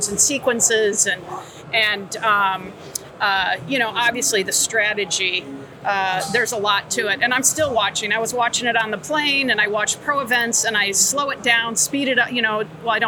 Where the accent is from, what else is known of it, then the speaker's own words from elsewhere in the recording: Wisconsin, United States; moved away; I grew up in Wisconsin